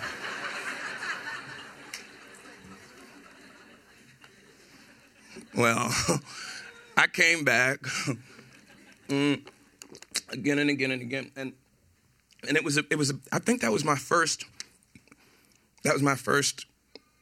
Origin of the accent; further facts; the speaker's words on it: New York City, New York, United States; I was born and raised in Brooklyn, New York, Brownsville, Brooklyn, to be specific.